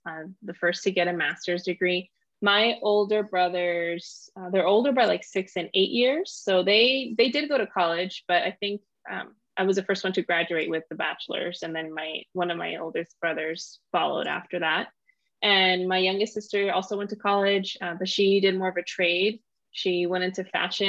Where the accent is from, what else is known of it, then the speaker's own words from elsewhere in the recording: Los Angeles, California, United States; I grew up in South LA and that's where we lived